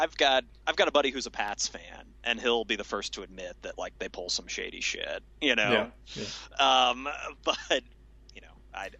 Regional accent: Central Illinois, United States; all of us growing up in Central Illinois, obviously we were surrounded by Cardinals fans

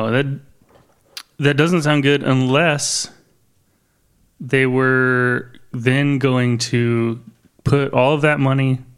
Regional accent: Detroit, Michigan, United States; moved away; I was born in Detroit.

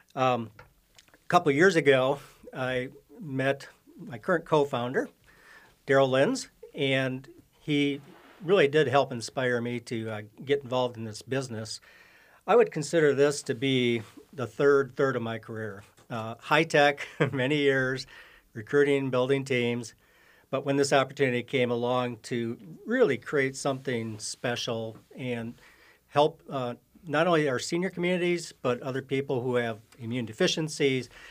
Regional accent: Oshkosh, Wisconsin, United States; now in Minnesota, United States; born and raised in Oshkosh, Wisconsin, but been in, uh, Minnesota here many years

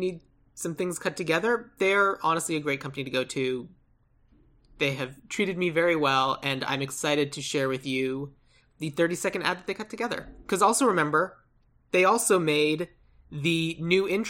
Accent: Tucson, Arizona, United States; I'm from Tucson.

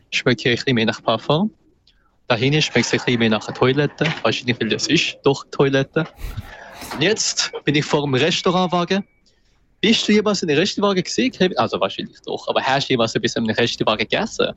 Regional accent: Winterthur, Zurich, Switzerland; ich bin auch selber Zürcher. Also ich bin Winterthur

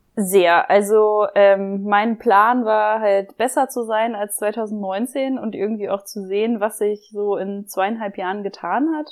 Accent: Germany; moved away as an adult; now in Vienna, Austria; ich komme aus Deutschland ähm, und wohne jetzt

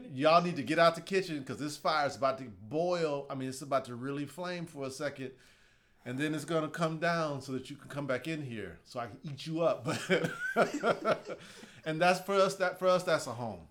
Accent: Houston, Texas, United States; I grew up in Houston

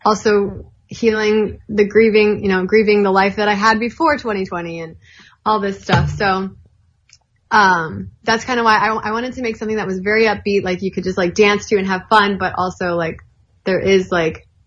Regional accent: Atlanta, Georgia, United States; I am half Lebanese, but yeah, I grew up in the South. Good old Southern girl.

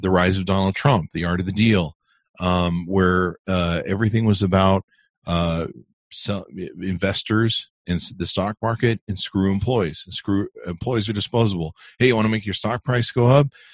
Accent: Southern California, United States; now in Utah County, United States; I grew up in California, in SoCal

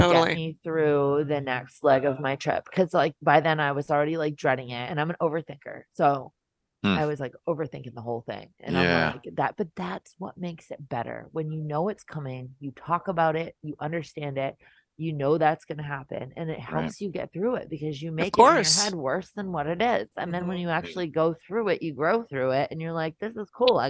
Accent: New England, United States; I'm from New England

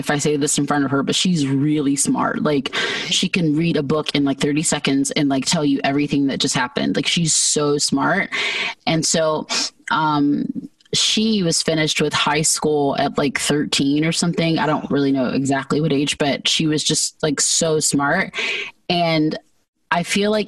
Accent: Georgia, United States; moved away as an adult; also born or lived in California; now in Arizona, United States; when I was about one, we all moved to Georgia. So I spent most of my childhood in Georgia

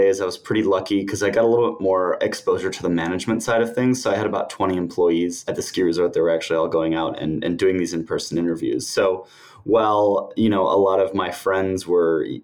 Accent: United States; moved away as an adult; also born or lived in United Kingdom; growing up in the States

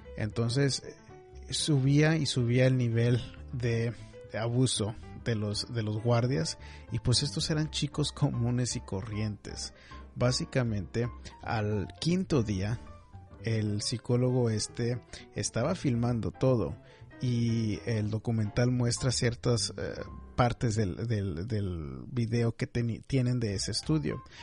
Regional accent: McAllen, Texas, United States; now in Houston, United States; Yo en lo personal crecí en McAllen, me crié en McAllen

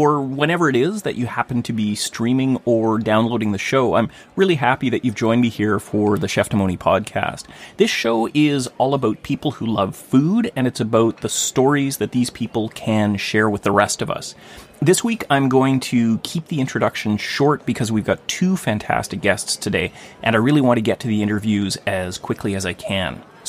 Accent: Gibsons, British Columbia, Canada; So today's first interview took place in a bakery in my hometown of Gibson's

